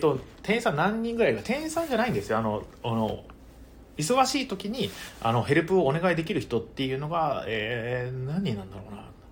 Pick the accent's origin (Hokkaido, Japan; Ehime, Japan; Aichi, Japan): Ehime, Japan; Imabari; now in Tokyo, Japan; 出身地はですね、愛媛県ですね。愛媛県の今治市というね、あの、今治タオルで有名なところですね